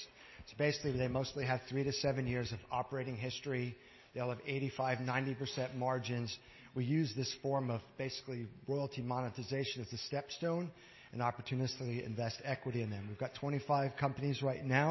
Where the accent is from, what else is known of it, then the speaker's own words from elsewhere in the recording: Canada; I'm a Canadian. I hold a Canadian passport